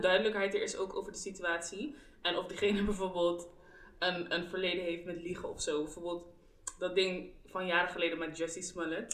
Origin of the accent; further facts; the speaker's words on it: The Hague, South Holland, Netherlands; Wij komen alle drie uit Den Haag